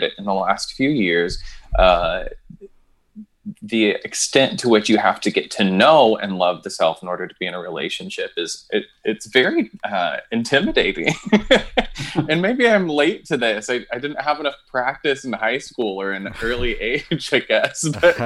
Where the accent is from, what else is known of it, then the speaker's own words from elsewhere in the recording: New Jersey, United States; I was born somewhere in New Jersey